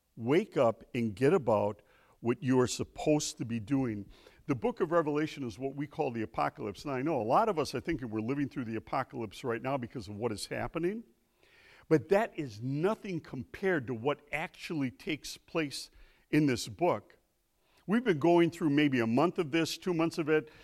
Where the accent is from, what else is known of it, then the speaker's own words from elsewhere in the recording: Milwaukee, Wisconsin, United States; I'm from Milwaukee